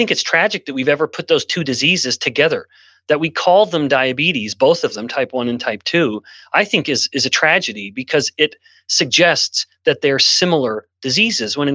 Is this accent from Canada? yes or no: yes; Canada; now in United States; I'm born and raised in Canada, and I've lived in multiple countries